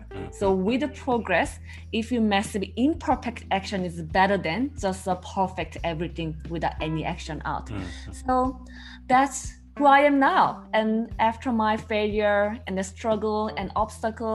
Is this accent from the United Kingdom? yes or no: no; South Korea; English is a second language; moved away as an adult; now in Melbourne, Australia; I'm originally from Korea, South Korea, but I moved migrant to Australia, Melbourne. So it's been 5.5 years so far.